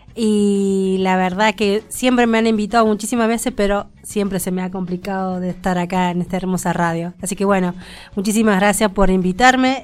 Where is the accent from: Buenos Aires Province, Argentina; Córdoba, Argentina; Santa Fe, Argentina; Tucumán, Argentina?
Córdoba, Argentina; moved away as an adult; now in Mendoza, Argentina; soy parte de Córdoba, que hace más o menos que estoy viviendo acá en Mendoza seis años.